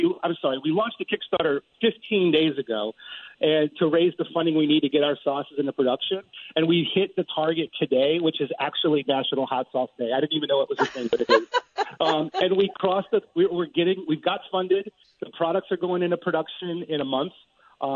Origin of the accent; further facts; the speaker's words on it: New Orleans, Louisiana, United States; moved away as an adult; now in New York City, United States; I grew up in New Orleans. I lived in Louisiana for 22 years. I moved to New York when I was 25, and I've been here since